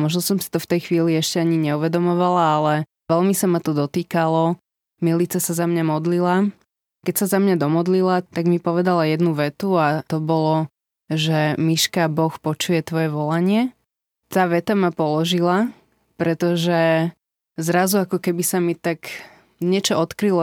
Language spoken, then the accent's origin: Slovak; Slovakia; moved away as an adult; also born or lived in Netherlands